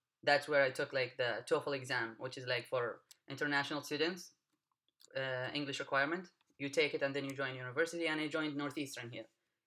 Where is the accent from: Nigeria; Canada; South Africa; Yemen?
Yemen; Wadi Dawan, Hadramaut; moved away as an adult; I come from Yemen. Specifically, I come from the state of Hadramaut